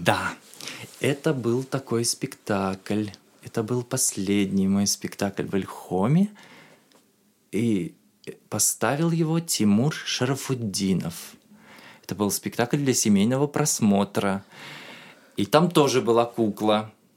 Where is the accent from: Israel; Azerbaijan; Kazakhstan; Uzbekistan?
Uzbekistan; moved away as an adult; also born or lived in Tashkent; now in Moscow, Russia; Я артист из Узбекистана